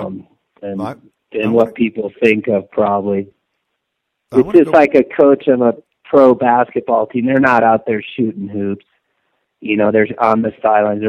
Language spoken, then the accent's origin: English; Steamboat Springs, Colorado, United States; also born or lived in Boulder, Colorado; I'm from Steamboat Springs, Colorado